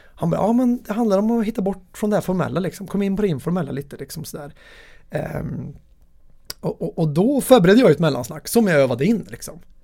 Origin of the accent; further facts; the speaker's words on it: Värmland, Sweden; min värmländska personlighet